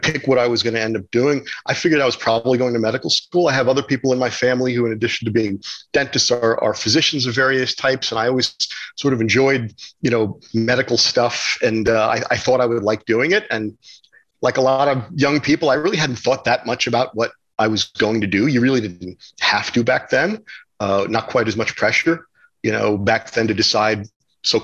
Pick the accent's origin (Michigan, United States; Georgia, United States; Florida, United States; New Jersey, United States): New Jersey, United States; moved away; also born or lived in Manhattan, New York City; I was born in Manhattan, and we lived there until I was about 6 or 7 years old. Then we moved to New Jersey